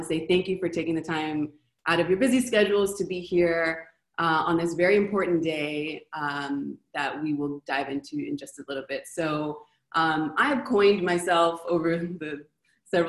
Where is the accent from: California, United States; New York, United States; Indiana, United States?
California, United States; Los Angeles; moved away as an adult; now in Argentina; I was born in Los Angeles